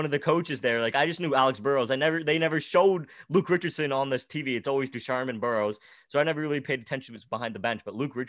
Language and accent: English; Ottawa, Ontario, Canada; Well, I'm from Ottawa, right?